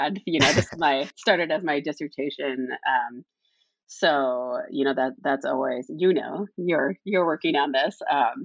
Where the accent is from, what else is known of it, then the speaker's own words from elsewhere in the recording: St. Paul, Minnesota, United States; now in Durham, United States; I grew up in St. Paul, Minnesota, one of the Twin Cities.